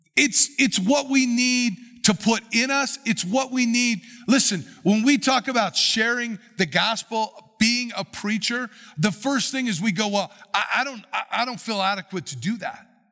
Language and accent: English; United States; we as American Christians